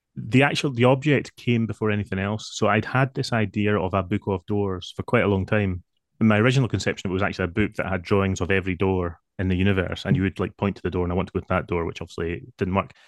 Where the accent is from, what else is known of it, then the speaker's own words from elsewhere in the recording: Scotland, United Kingdom; I am definitely Scottish